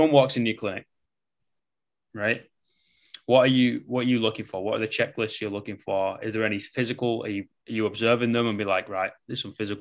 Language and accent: English; England, United Kingdom; I am English, you know, we speak basically in sarcasm and metaphors